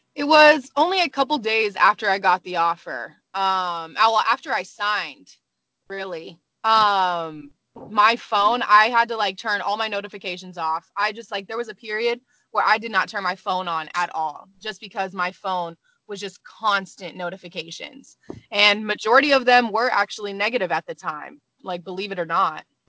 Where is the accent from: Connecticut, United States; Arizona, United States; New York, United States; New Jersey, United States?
Arizona, United States; moved away; also born or lived in California / Colorado; I was born in California, raised in Arizona